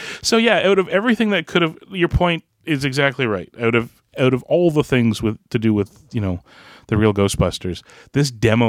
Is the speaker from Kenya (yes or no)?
no; Canada; As a Canadian